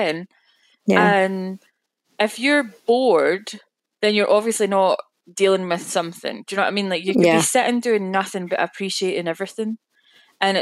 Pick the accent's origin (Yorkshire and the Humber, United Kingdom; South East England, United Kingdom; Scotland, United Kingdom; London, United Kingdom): Scotland, United Kingdom; I'm Scottish